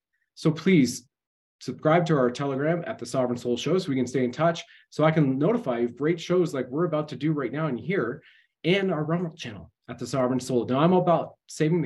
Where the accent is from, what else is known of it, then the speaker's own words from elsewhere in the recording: Canada; I served my country at the federal level as a Canadian infantry soldier and deployed